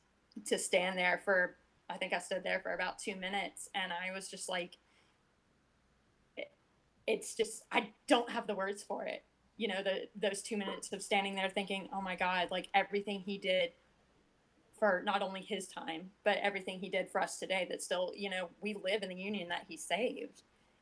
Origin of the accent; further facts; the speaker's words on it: the South, United States; And so growing up in the South, you know, we get the Civil War was caused by states' rights rather than the Civil War was caused by slavery